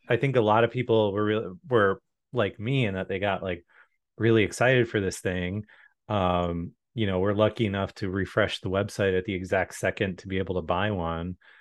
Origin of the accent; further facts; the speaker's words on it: Chicago, Illinois, United States; moved away; growing up in the Chicago area